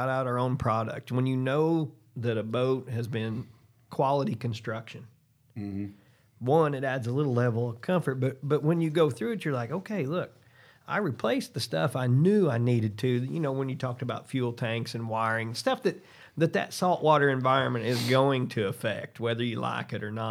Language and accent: English; Southern Illinois, United States; I'm a Midwesterner, Southern Illinois.